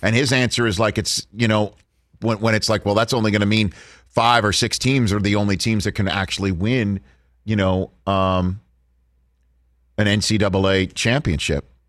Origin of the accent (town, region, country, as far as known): New York City, New York, United States; born or raised there; moved away